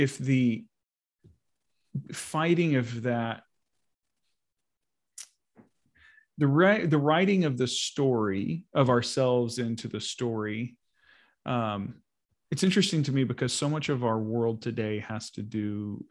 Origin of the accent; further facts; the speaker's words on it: United States; moved away; also born or lived in Sweden; I'm an American. We became Swedish citizens, you know, as well over the course of the years